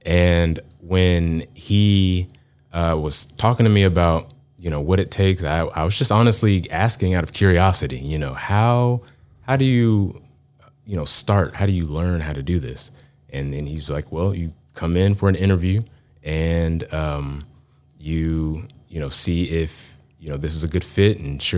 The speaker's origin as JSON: {"language": "English", "town": "Garland", "region": "Texas", "country": "United States", "tie": "born or raised there", "said": "Dallas is kind of where I call home. I grew up in the suburbs east of Dallas."}